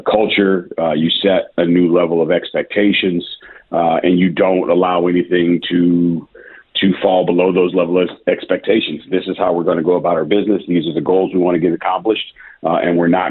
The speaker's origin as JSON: {"language": "English", "region": "Midwest", "country": "United States", "moved": "yes", "lives_now": "Memphis, United States", "said": "I'm from the Midwest originally"}